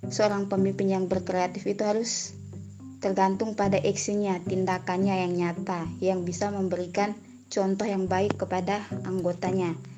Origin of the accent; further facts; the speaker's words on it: East Nusa Tenggara, Indonesia; Perkenalkan … asal dari Flores Timur, NTT, dari Universitas Sarjana Wiyata Taman Siswa Yogyakarta.